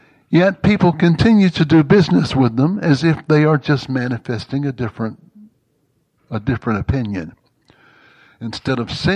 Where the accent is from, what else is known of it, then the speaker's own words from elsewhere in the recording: Mississippi, United States; I grew up in Jim Crow, Mississippi.